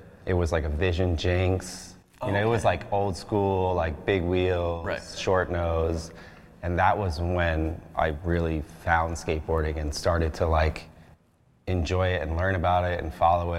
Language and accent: English; New York City, New York, United States; moved away; also born or lived in San Francisco; I grew up on 23rd and 1st.